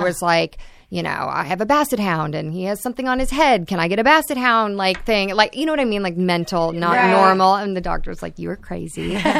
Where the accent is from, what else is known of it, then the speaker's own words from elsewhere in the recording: the South, United States; Because I'm from the South where like women don't work and they sit at home and bake cookies.